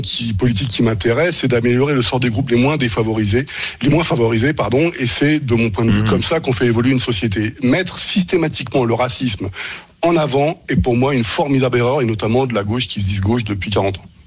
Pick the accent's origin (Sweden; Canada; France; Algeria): France; also born or lived in Germany; en tant que Français